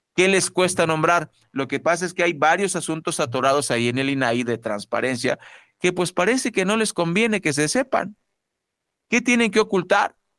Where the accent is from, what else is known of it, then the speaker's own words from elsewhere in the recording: Mexico; somos mexicanos